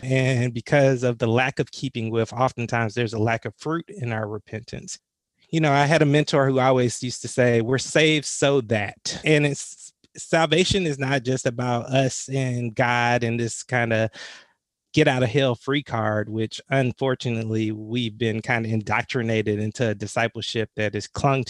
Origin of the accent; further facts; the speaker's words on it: the South, United States; And it's moved from growing up in the South and having my first racial encounter at the age of 6 at an all-white private Christian school